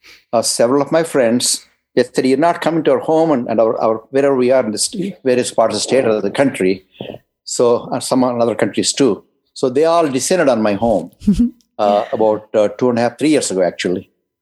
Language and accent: English; England, United Kingdom; moved away; especially when I came from England, that I was stunned by it. In England, it rained 200 days a year.